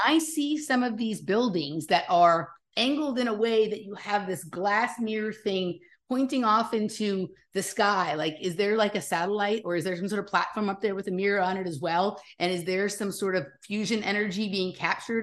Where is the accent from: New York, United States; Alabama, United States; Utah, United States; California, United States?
California, United States; Los Angeles; I'm from Los Angeles